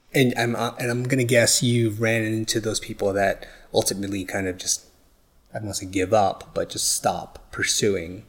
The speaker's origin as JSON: {"language": "English", "region": "New York", "country": "United States", "tie": "born or raised there", "moved": "yes", "said": "I'm originally from New York, and I was, yeah, born and raised there"}